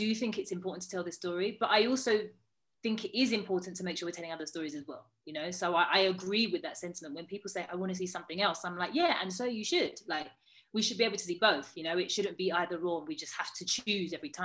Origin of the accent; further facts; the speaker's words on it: United Kingdom; I'm Black British